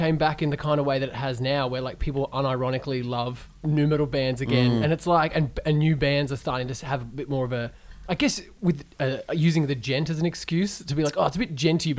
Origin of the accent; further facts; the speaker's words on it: Geelong, Victoria, Australia; See, because I'm from Geelong